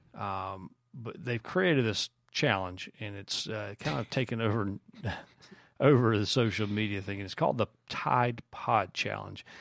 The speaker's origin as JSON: {"language": "English", "town": "Greenville", "region": "South Carolina", "country": "United States", "tie": "born or raised there", "said": "near my hometown, Greenville, South Carolina"}